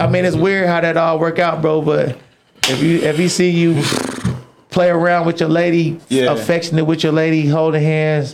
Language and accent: English; Georgia, United States; moved away as an adult; I'm from Georgia